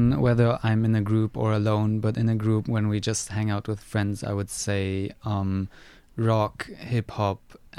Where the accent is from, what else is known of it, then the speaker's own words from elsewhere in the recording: Germany; now in Cortes Island, Canada; I'm actually an international student from Germany.